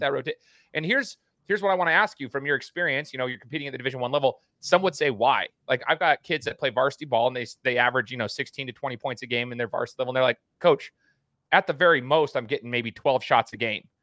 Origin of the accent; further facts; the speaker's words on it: Meridian, Idaho, United States; also born or lived in Brazil; I'm from Meridian, Idaho